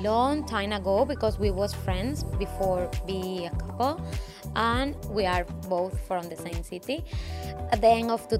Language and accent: English; Valledupar, Cesar, Colombia; English is a second language; moved away as an adult; now in Cairns, Australia; My hometown is Valledupar. It's up on the north. The weather is a tropical. We don't have seasons.